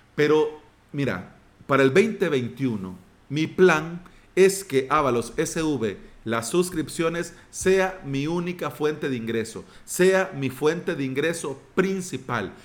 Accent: El Salvador; mi país

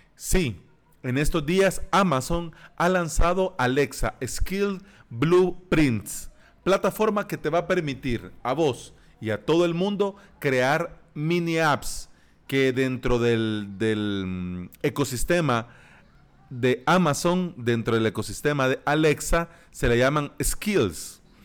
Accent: El Salvador; aquí en mi país, en El Salvador, en el tercer mundo, en Centroamérica

